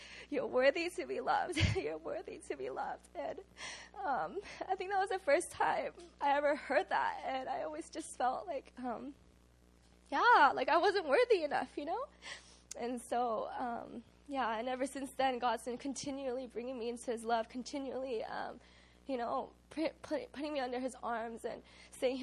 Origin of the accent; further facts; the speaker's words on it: United States; now in Korea; I grew up in the States